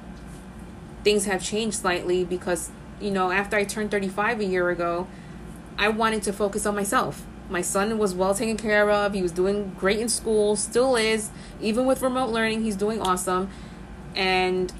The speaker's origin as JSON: {"language": "English", "town": "New York City", "region": "New York", "country": "United States", "tie": "born or raised there", "said": "I'm from the Bronx, born and raised"}